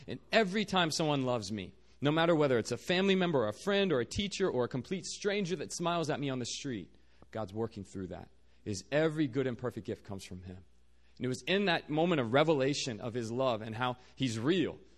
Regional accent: Virginia, United States; moved away as an adult; now in South Korea; I'm originally from Virginia. Uh, grew up there

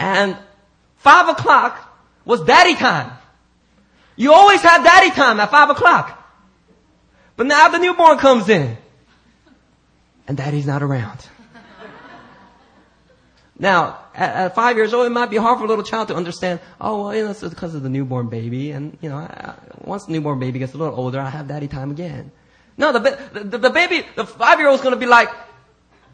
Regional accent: United States; I'm very American that way. I grew up in a black neighborhood

